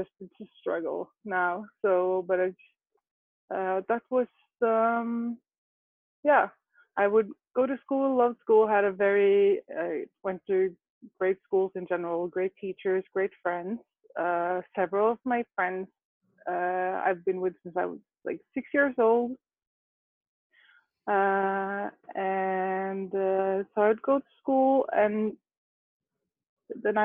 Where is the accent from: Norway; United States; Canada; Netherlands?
Norway; I grew up out right outside Oslo